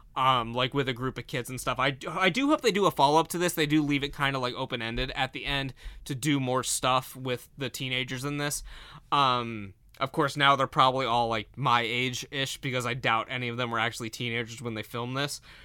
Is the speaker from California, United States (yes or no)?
no; Ashtabula, Ohio, United States; growing up in Ashtabula